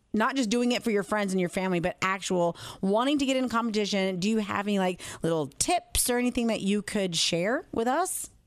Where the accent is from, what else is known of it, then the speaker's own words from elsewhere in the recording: the South, United States; I was born and raised in the South